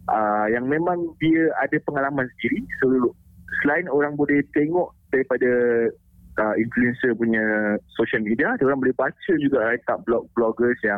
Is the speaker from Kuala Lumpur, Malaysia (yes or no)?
yes; Kuala Lumpur, Malaysia; now in Langkawi, Malaysia; walaupun saya dari KL, mm nak kena pindah ke Langkawi tu